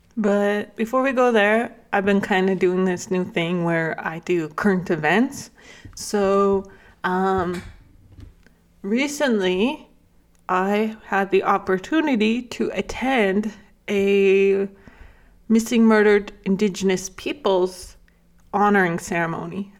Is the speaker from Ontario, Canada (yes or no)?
no; Lac La Biche, Alberta, Canada; moved away as an adult; also born or lived in Bigstone Cree Nation (family origin); I grew up in La Club-Bixa, Alberta